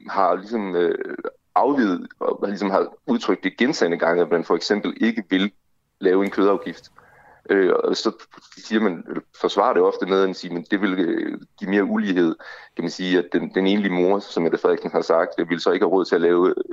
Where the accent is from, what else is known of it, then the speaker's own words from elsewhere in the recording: Denmark; så er vores klimaaftryk som danskere, det er meget, meget, meget, meget højt